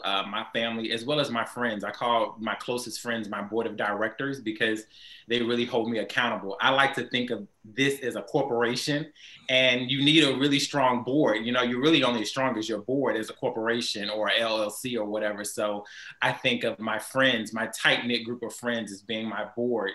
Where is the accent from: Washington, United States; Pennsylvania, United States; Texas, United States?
Texas, United States; Houston; also born or lived in New Orleans; I grew up here in Houston, Texas